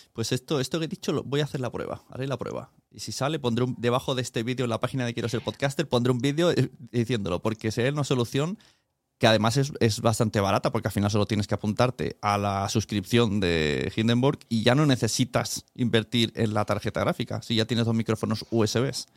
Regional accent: Spain; como español

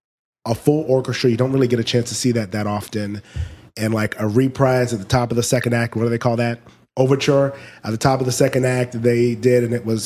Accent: United States; I was born in America

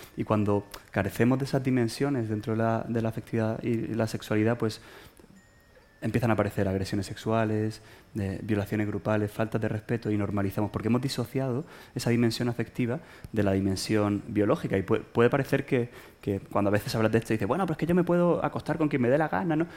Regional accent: Málaga, Andalusia, Spain; moved away as an adult; now in Madrid, Spain; soy expatriado, soy de Málaga y estoy expatriado aquí en Madrid desde hace 13 años

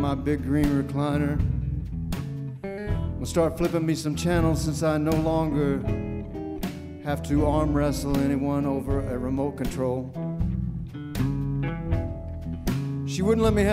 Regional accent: Texas, United States; now in Nashville, United States; I moved to Nashville, Tennessee, 30-something years ago from my home state of Texas

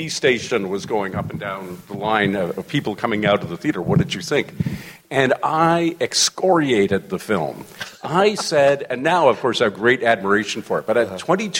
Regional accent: Canada; as a Canadian

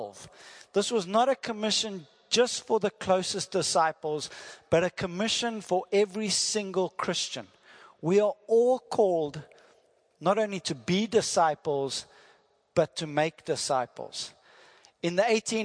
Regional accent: South Africa; first language English; I'm from South Africa, and that is my wife, Lynette G.

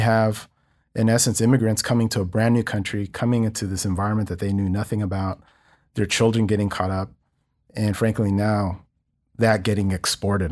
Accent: Los Angeles, California, United States; i'm incredibly proud of growing up in East Los Angeles.

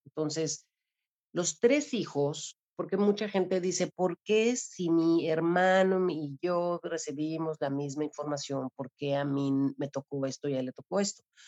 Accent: Mexico City, Mexico; also born or lived in Cozumel; now in Cancún, Mexico; yo soy originaria de la Ciudad de México y llegué a vivir a Cozumel hace 30 años

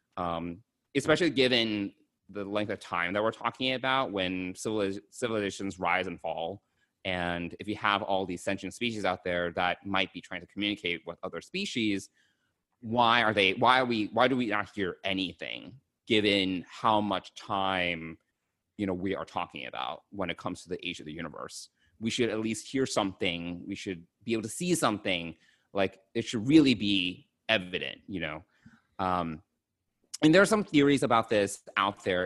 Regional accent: United States; I'm an American born Chinese

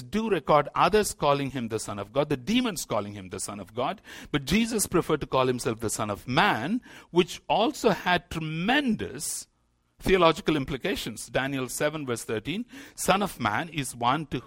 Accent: India; As an Indian Christian, I find that one of the problems we have in India

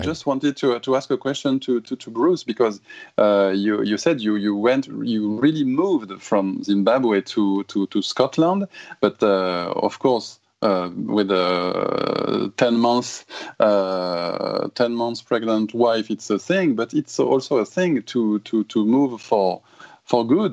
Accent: Toulouse, Occitania, France; English is a second language; moved away as an adult; now in Japan; So we had to go in Toulouse, my hometown in south of France

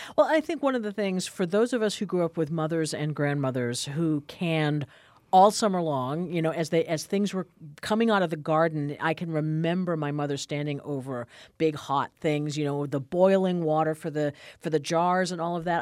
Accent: New Hampshire, United States; now in Wisconsin, United States; I grew up in New Hampshire

